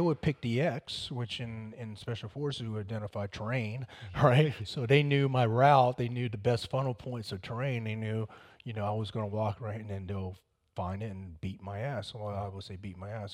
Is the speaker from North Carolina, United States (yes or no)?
yes; Fayetteville, North Carolina, United States; also born or lived in Vietnam; I was raised around Fayetteville